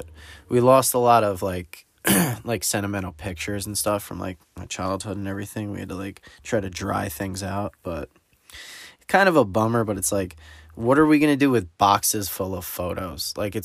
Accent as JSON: {"language": "English", "region": "New Jersey", "country": "United States", "said": "I'm from New Jersey"}